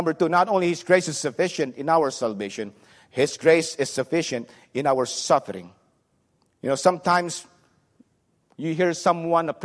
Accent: Subic Bay, Central Luzon, Philippines; English is a second language; now in United States; I grew up in Subic Bay

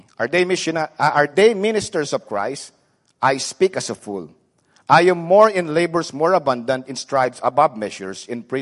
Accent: Subic Bay, Central Luzon, Philippines; English is a second language; now in United States; I grew up in Subic Bay

